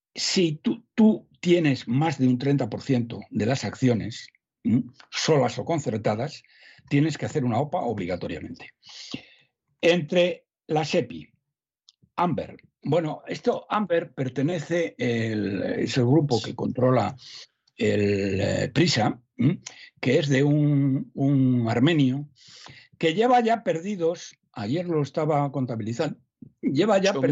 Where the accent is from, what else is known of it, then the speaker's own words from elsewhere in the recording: Salamanca, Castile and León, Spain; Eso en mi pueblo, don César, que somos gente muy leída, ¿eh? los ah. de Salamanca, somos gente muy leída